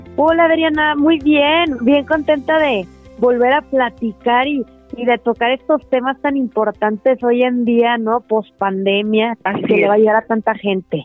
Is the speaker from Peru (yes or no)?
no; Monterrey, Nuevo León, Mexico; yo soy de Monterrey